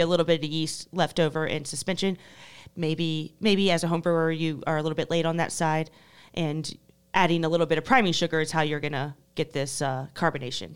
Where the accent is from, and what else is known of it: United States